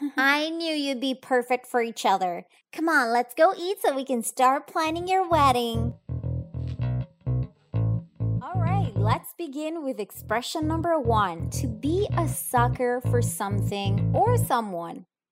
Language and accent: English; Italy; I'm from Italy